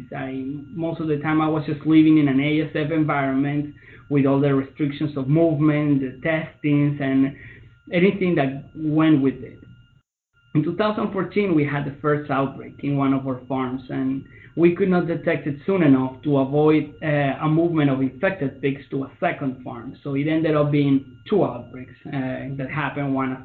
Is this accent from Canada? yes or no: no; Venezuela; moved away as an adult; also born or lived in Russia; now in Minnesota, United States; I am originally from Venezuela